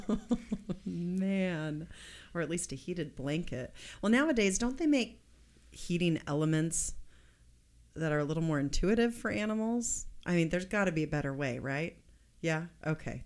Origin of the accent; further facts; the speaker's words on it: Kansas, United States; moved away; I'm from Kansas